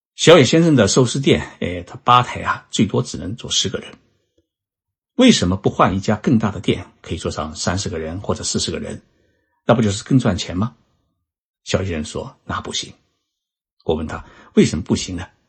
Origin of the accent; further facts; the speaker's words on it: China; now in Japan; 我们中华人民共和国